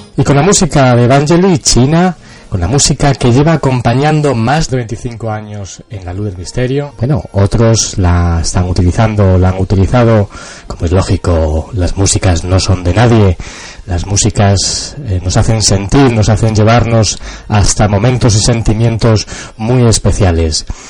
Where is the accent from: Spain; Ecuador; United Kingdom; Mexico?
Spain; Cáceres, Extremadura; la ciudad donde yo nací, Cáceres